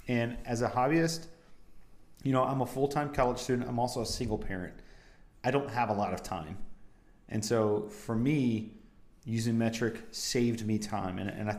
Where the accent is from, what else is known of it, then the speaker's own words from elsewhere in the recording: United States; I grew up on Imperial, you know, America was literally built on Imperial.